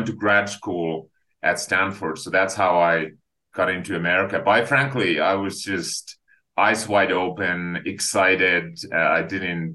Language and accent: English; Finland; now in United States; I am actually an immigrant to the US. So I grew up in Finland on a farm